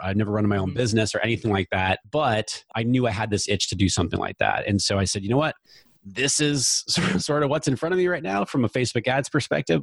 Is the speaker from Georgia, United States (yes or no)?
no; New Hampshire, United States; moved away as an adult; also born or lived in Virginia / West Coast; I grew up in New Hampshire, went away to school in Virginia, so I went away 500 miles from home